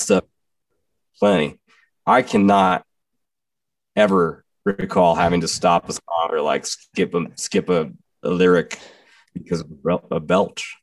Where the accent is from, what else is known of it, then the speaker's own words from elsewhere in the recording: Texas, United States; growing up in Texas